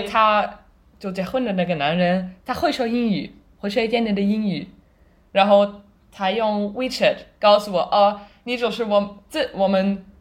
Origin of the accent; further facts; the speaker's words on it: Germany; Chinese is a second language; also born or lived in China; 我是德国人，现在还在德国